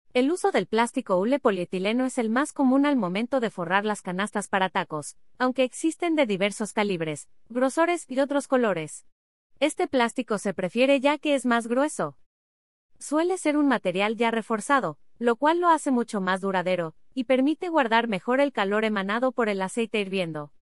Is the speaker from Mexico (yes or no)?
yes; Mexico; Como mexicanos y más en el centro del país